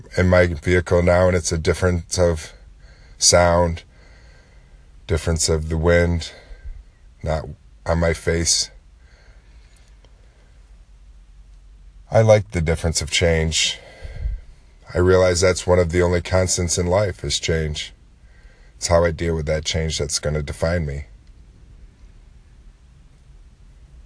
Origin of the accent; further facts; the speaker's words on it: Lake Ontario, by historic Fort Ontario, New York, United States; so you can just enjoy the sounds of the lake in my hometown